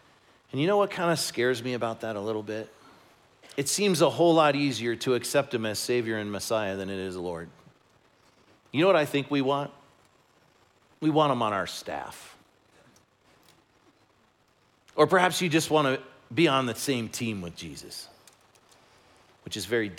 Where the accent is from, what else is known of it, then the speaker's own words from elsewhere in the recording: Chicago, Illinois, United States; that's the fact that I grew up in Chicago and the Bears are doing really well.